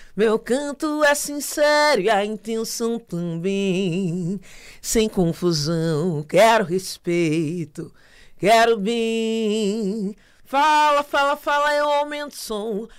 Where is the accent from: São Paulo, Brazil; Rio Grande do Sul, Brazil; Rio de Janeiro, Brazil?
Rio de Janeiro, Brazil; moved away as an adult; also born or lived in Paranavaí, Paraná; eu saí do Rio de Janeiro e fui para Paranavaí, lá foi um, um, processo de transição muito, muito intenso, porque imagina, né, sair com 18 anos do Rio de Janeiro